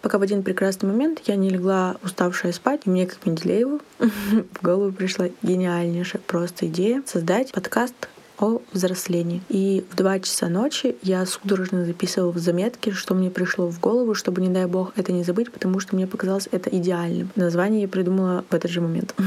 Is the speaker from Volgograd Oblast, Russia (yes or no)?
no; Yekaterinburg, Sverdlovsk Oblast, Russia; Студия подкастов «Венчур Медиа» в Екатеринбурге. откуда я родом